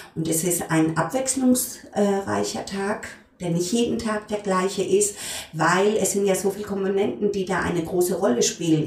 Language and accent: German; Frankenthal, Rhineland-Palatinate, Germany; moved away; also born or lived in Heidelberg; wir kommen beide aus der Pfalz, auch ich, geboren in Frankenthal